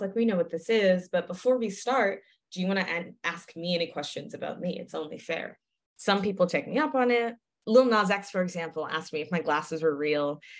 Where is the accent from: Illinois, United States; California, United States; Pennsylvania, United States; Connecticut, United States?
Connecticut, United States; New Haven; moved away; I didn't fully appreciate growing up in New Haven